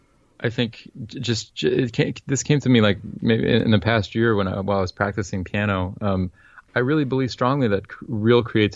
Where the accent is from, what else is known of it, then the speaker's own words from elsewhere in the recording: France; I grew up in France speaking French, and I went to all all my schooling in France was in public schools.